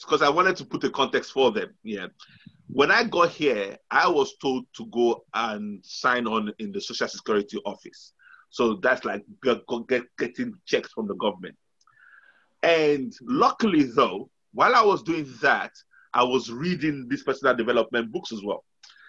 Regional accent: Nigeria; moved away as an adult; Okay, now, very quickly, I came from Nigeria

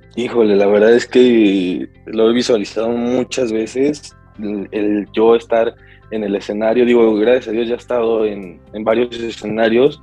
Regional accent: Mexico; yo soy mexicano, 100% mexicano

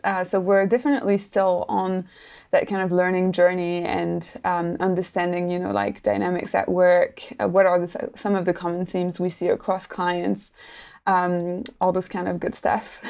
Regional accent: Paris, Île-de-France, France; moved away as an adult; now in New Zealand; I'm actually not from New Zealand originally. I'm French, so I come from Paris originally, uh, and I lived there for a while.

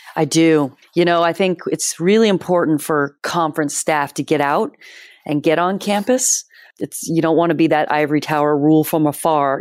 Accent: Bay Area, California, United States; moved away as an adult; also born or lived in Massachusetts; I grew up in Bay Area, California.

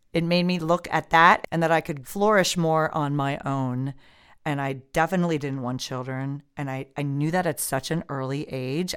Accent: Midwest, United States; moved away; I was from the Midwest, so Midwestern type of mentality

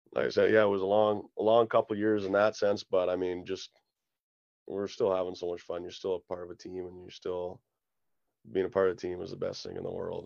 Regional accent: Kindersley, Saskatchewan, Canada; moved away; in my hometown where you got your family and your friends there every night

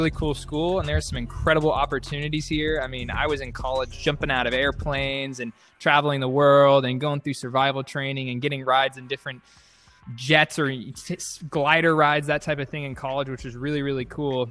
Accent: Dallas, Texas, United States; I grew up in Dallas, Texas

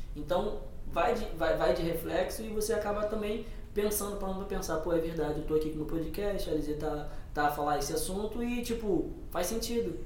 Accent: Rio de Janeiro, Brazil; moved away as an adult; also born or lived in Minas Gerais; now in Portugal; eu saí do Rio de Janeiro antes de vir e morei oito meses em Minas Gerais

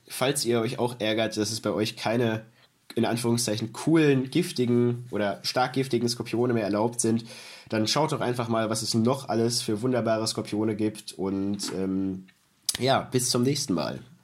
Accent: Germany; Bei uns in Deutschland

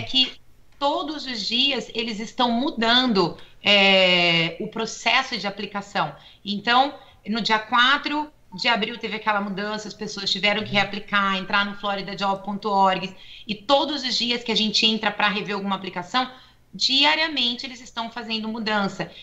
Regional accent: Brazil; now in United States

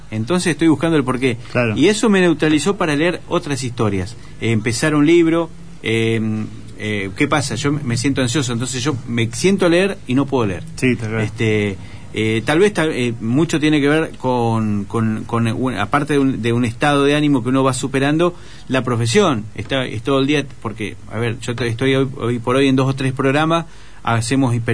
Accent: Santa Fe, Argentina; yo soy santafesino, pero adquirí la forma suave de hablar. Nosotros somos un poco tranquilos, ¿viste?

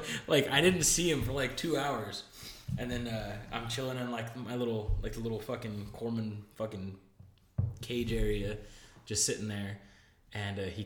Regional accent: New Mexico, United States; born or raised there; moved away

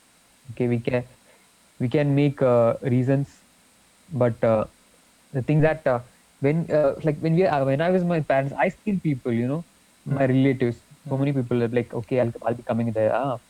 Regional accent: Kerala, India; So you know, we are actually you know, from Kerala.

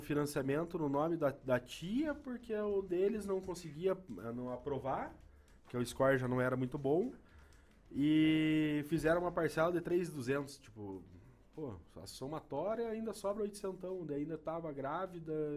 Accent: Guarapuava, Paraná, Brazil; eu nasci em Guarapava

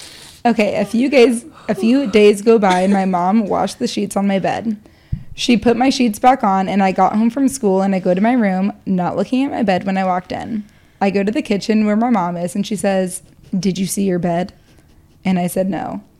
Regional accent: Midwest, United States; Growing up in the Midwest, every dad had a garage full of Bud Lights and Mike's Hard Lemonade.

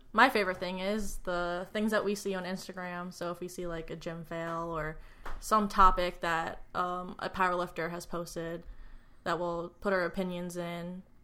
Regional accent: Long Island, New York, United States; moved away as an adult; now in Ohio, United States; I grew up on Long Island, and I haven't moved out of New York since twenty-three years ago

